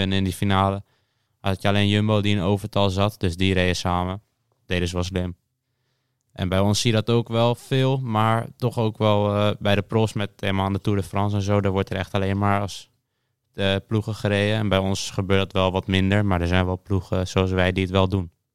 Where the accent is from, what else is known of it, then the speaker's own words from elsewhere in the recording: Alkmaar, North Holland, Netherlands; Ik kom uit Alkmaar en ik ben 16